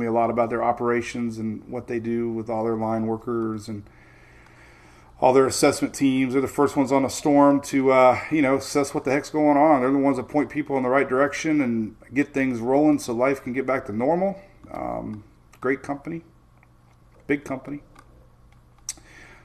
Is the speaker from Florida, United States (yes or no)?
yes; Bradenton, Florida, United States; now in Oldsmar, United States; So I was born in Bradenton